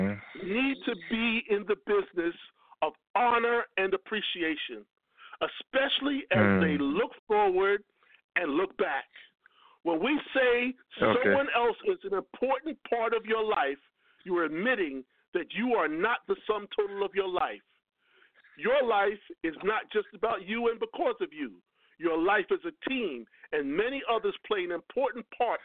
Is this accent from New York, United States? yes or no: yes; Lakeview, New York, United States; Lakeview, where we're from, Lakeview, we're like one big family